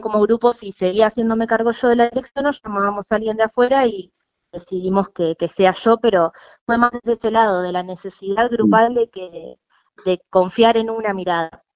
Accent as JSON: {"language": "Spanish", "town": "Necochea", "region": "Buenos Aires Province", "country": "Argentina", "moved": "as an adult", "lives_now": "La Plata, Argentina", "said": "yo soy de Necochea, me vine a estudiar"}